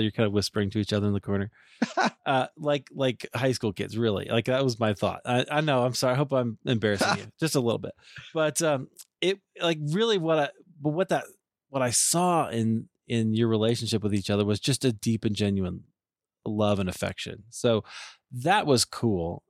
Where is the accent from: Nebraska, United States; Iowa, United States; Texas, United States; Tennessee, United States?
Iowa, United States; moved away; also born or lived in Deerfield, Illinois / Highland Park, Illinois; I grew up in Iowa